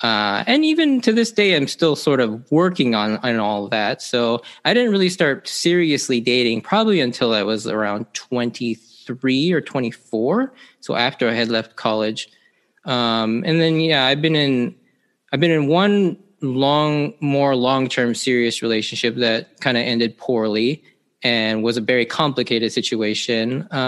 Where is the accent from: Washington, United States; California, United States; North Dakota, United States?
Washington, United States; Seattle; Yeah, so I am an Asian American male, Japanese to be specific. I grew up here in the Seattle area pretty much my entire life.